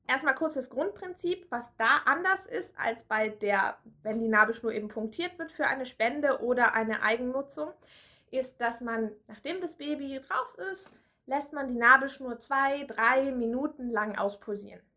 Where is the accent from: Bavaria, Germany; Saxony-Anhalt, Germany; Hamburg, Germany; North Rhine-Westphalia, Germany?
Bavaria, Germany; Erlangen; now in Berlin, Germany; weil ich habe ja in Erlangen studiert und bin ja aus Erlangen